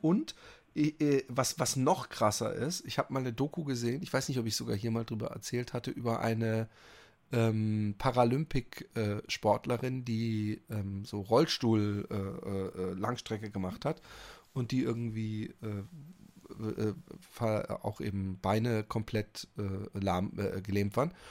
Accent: Netherlands; ich komme aus Holland

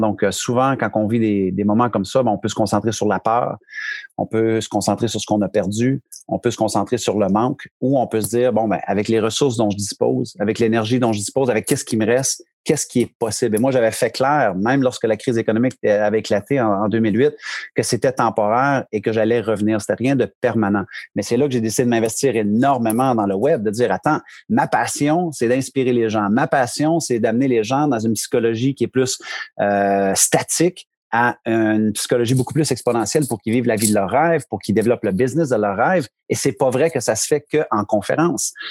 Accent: Bishopton, Quebec, Canada; moved away as an adult; now in New Brunswick, Canada; je suis un Québécois d'origine. Euh, région de l'Estrie, les cantons de l'Est, un petit village de, qui s'appelle Bishopton, 300 habitants. vraiment, mes parents demeurent encore là

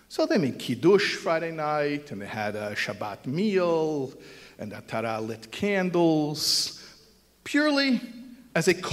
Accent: Israel; And they're not growing up in Israel. We grew up in Israel.

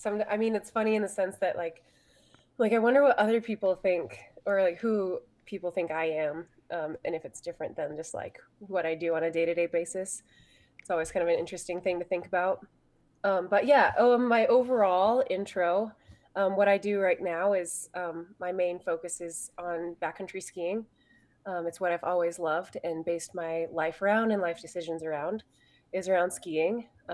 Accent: Pinedale, Wyoming, United States; the ski area that we grew up skiing at in Pinedale, Wyoming.

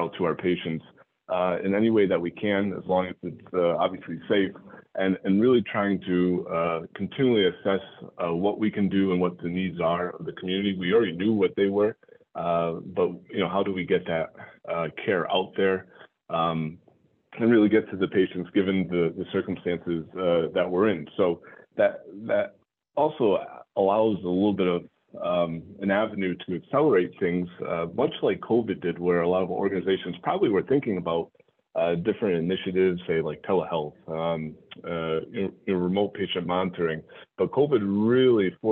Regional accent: Connecticut, United States; moved away as an adult; also born or lived in New York City area / Brockton, Massachusetts; New England guy, born and raised in Connecticut

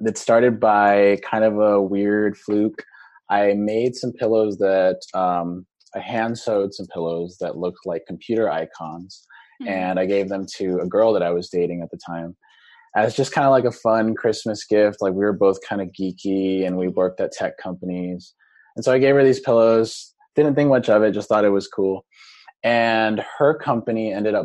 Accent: Seattle, Washington, United States; today we're located in Seattle, Washington, my hometown

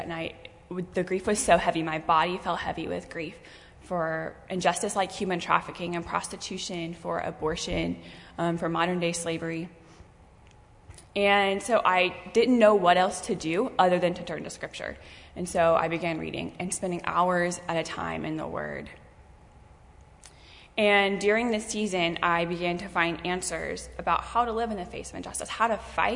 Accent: York, South Carolina, United States; I'm from York, South Carolina, so not too far. I grew up in the upstate

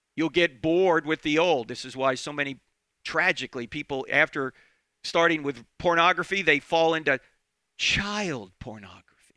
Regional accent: New Jersey, United States; moved away; I'm originally from New Jersey

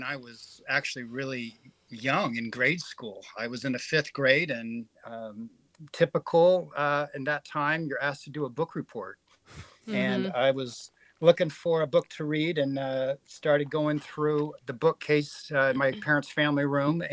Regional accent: San Francisco Bay Area, California, United States; born or raised there; also born or lived in Houston, Texas; now in Washington, United States

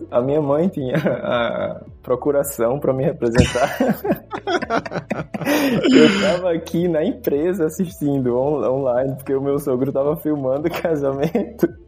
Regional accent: Northeast Region, Brazil; now in Austria; Eu, eu especialmente, sou nordestino, eu sei que o sotaque nordestino é forte

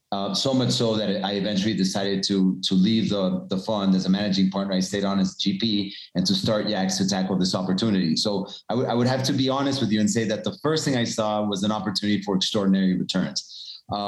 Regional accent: Venezuela; also born or lived in Colombia / United States; now in Mexico; I was born in Colombia. And I grew up in Venezuela, and now I've been living in Mexico for more than a decade.

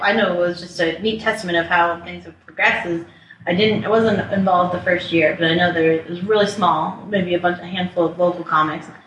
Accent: Littleton, Colorado, United States; also born or lived in Washington, D.C.; now in Denver, United States; I grew up in Littleton, Colorado. I moved here when I was 10 from DC

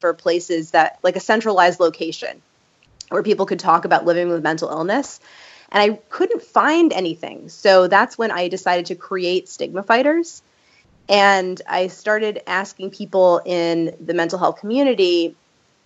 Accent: New York, United States; growing up in New York

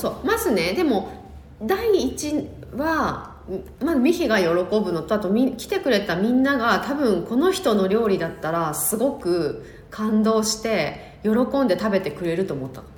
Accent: Yamagata, Japan; 山形出身

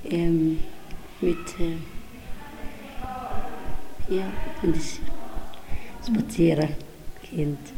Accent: Somalia; German is a second language; now in Widen, Switzerland; Ich komme aus Somalia.

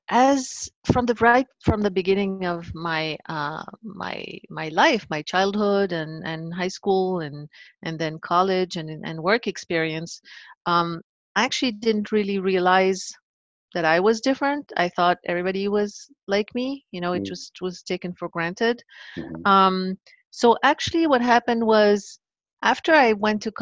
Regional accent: Paris, Île-de-France, France; growing up in Paris, in France back then

